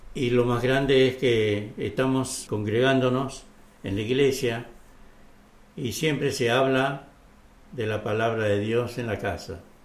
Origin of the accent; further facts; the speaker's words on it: Catamarca, Argentina; yo soy de Catamarca